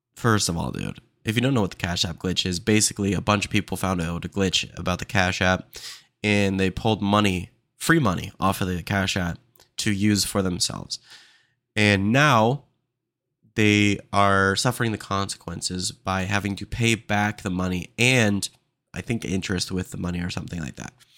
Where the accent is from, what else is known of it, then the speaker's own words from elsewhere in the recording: Austin, Texas, United States; I'm from Austin, Texas